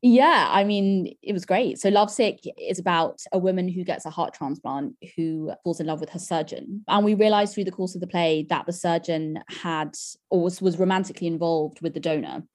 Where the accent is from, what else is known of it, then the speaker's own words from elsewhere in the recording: London, United Kingdom; I grew up in Camden